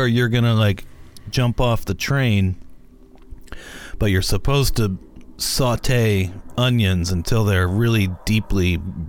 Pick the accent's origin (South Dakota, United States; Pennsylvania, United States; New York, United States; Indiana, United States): Pennsylvania, United States; I'm from Pennsylvania.